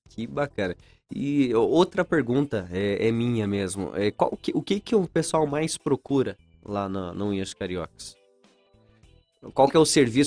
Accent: São Mateus do Sul, Paraná, Brazil; eu sou de São Mateus do Sul, o pessoal me chamava de polaco arçado

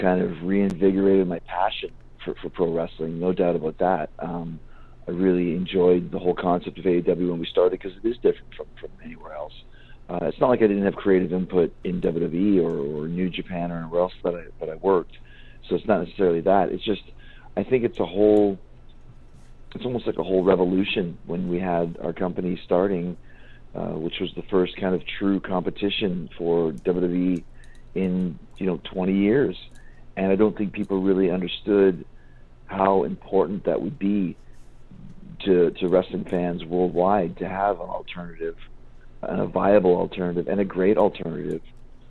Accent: Saskatoon, Saskatchewan, Canada; I grew up in Saskatoon and had 1,000 matches there or anything

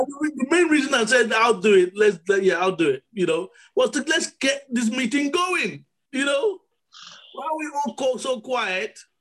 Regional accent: Nigeria; being born in Nigeria is the best thing that's happened to me. Being born as a Nigerian

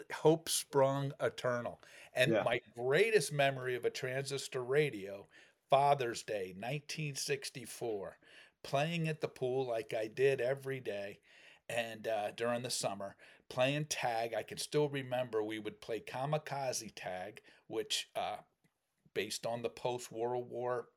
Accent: Cherry Hill, New Jersey, United States; also born or lived in North Shore of Chicago; now in Chicago, United States; Cherry Hill, New Jersey, my hometown

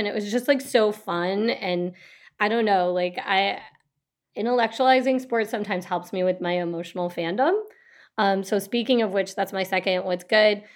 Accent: Detroit, Michigan, United States; I'm from Detroit.

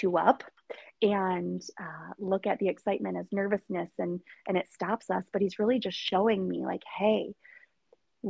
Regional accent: Michigan, United States; from Michigan

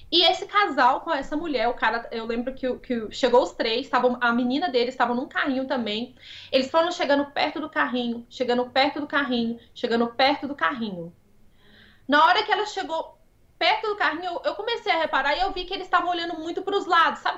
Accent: Brazil; Como eu sou brasileira.

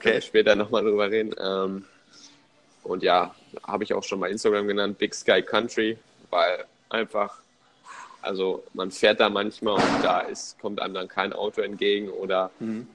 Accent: Germany; now in United States; bei uns in Deutschland

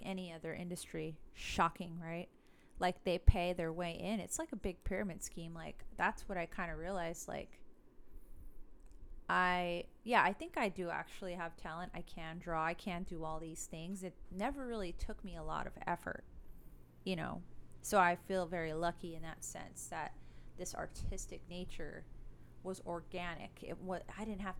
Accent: Los Angeles, California, United States; I'm from Los Angeles

